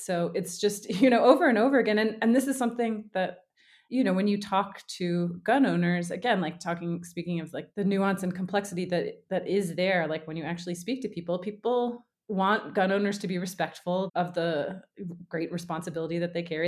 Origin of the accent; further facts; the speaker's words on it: the South, United States; I grew up in the South